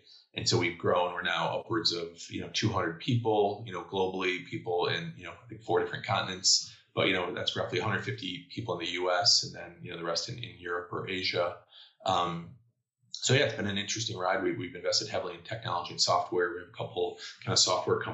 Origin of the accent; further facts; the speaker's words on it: Chicago, Illinois, United States; I'm born and bred in Chicago, went to University of Illinois, or I guess Chicago suburbs